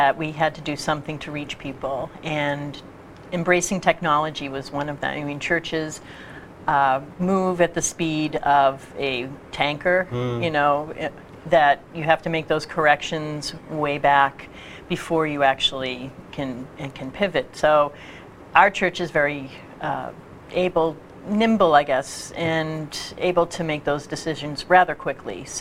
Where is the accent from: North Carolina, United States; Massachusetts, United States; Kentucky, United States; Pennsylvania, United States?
Massachusetts, United States; East Bridgewater; also born or lived in Maine / Connecticut; now in Quincy, United States; I grew up in East Bridgewater